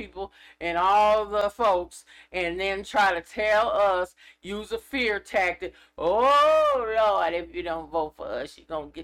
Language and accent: English; California, United States; I'm from California